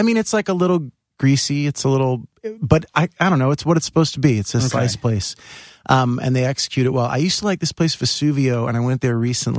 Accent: New York City, New York, United States; also born or lived in Staten Island; Oh, I was born in Bay Ridge. I lived there till I was 12, 11 or 12. And then moved to Staten Island in 1990.

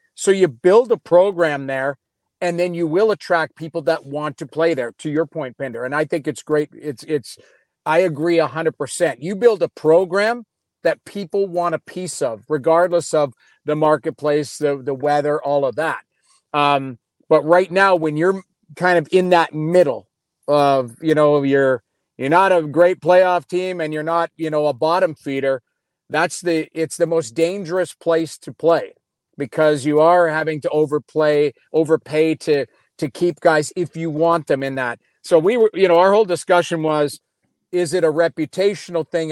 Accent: Edmonton, Alberta, Canada; I grew up in Edmonton

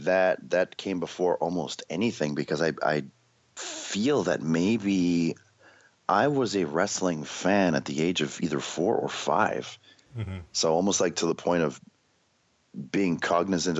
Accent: Canada; We had this show in Canada because we had Much Music as like our musical station

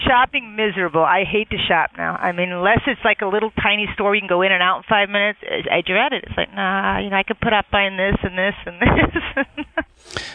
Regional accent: San Diego, California, United States; also born or lived in Wyoming; I grew up in East County

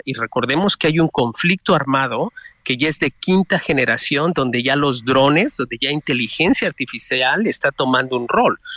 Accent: Mexico; moved away; sí me preocupa México como mexicano en el exterior

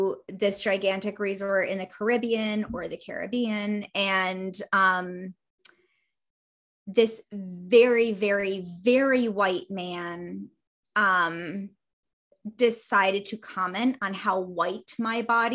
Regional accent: Northeast United States, United States; moved away; also born or lived in Pacific Northwest; I am from the Northeast part of the United States of America

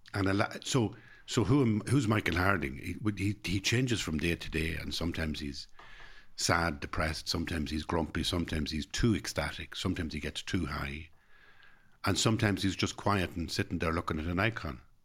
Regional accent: Ireland

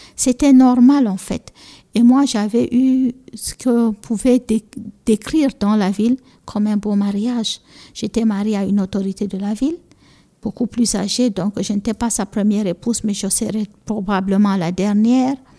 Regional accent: Cameroon; first language Fula; French is a second language; also born or lived in Egypt; notre première langue qu'on parle et qu'on continue de parler aussi, moi je parle, c'est la première langue avec laquelle je parle à mes enfants, c'est le peul, le fulfulde qu'on dit chez nous

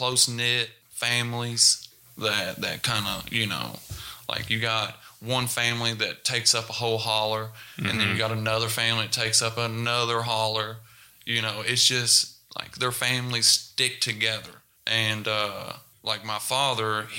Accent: Nicholasville, Kentucky, United States; also born or lived in Knott County, Kentucky / Prestonsburg, Kentucky / Lexington, Kentucky; third grade I moved to Nicholasville, Kentucky. And that's where I spent 8 years, 9 years until I was up to 16

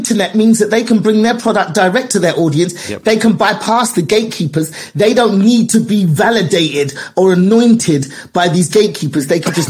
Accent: London, United Kingdom; I'm from London. I'm from London. I was born and raised.

